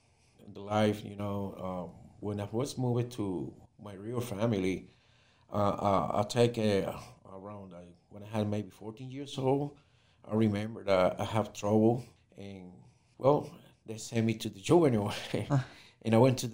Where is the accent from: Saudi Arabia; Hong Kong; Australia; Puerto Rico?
Puerto Rico; Ponce; I'm from Puerto Rico, growing in the city of Ponce